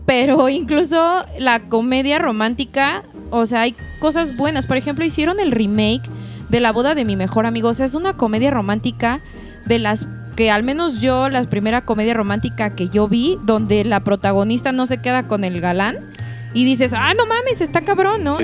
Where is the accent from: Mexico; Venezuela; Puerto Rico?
Mexico; el mexicano